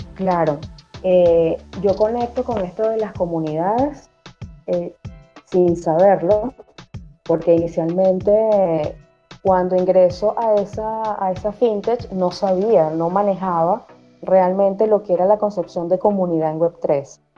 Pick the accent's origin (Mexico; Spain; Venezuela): Venezuela; accent: Venezuelan; Universidad Central de Venezuela, mi país natal y en el que aún todavía vivo